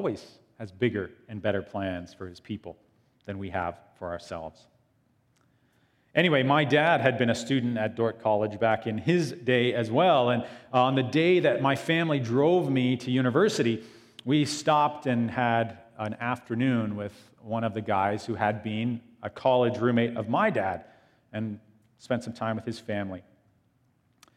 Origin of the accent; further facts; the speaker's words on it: small town Ontario, Canada; moved away as an adult; also born or lived in Iowa; I wanted to get away from a small town, Ontario.